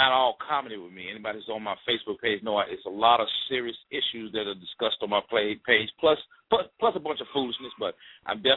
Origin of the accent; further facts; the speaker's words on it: Mississippi, United States; I'm from Mississippi. And I'm from a small town in Mississippi.